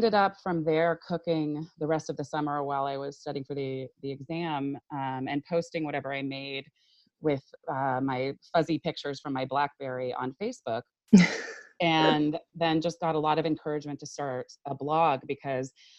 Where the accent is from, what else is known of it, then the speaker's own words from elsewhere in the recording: Silicon Valley, California, United States; I grew up in Silicon Valley